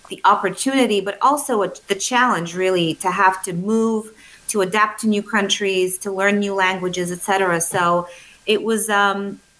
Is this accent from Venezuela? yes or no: no; Bulgaria; English is a second language; I am from Europe. I grew up in a very small country. I was born in a, um, uh, Bulgaria, which at the time was a communist country.